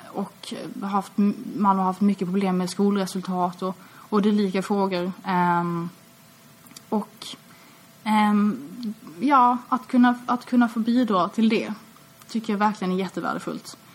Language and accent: Swedish; Malmö, Skåne, Sweden; Jag är uppvuxen i Malmö, eh, och jag har alltid bott här.